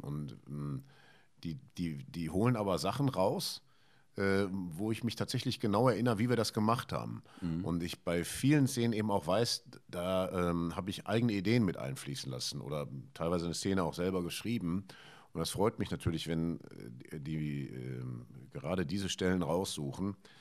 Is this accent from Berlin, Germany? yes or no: no; Ruhr area, North Rhine-Westphalia, Germany; ich bin ja hier im Ruhrgebiet groß geworden